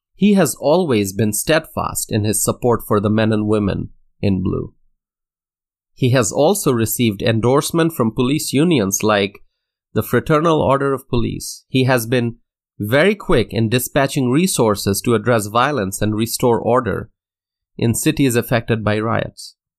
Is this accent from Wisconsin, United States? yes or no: yes; Wisconsin, United States; my home state of Wisconsin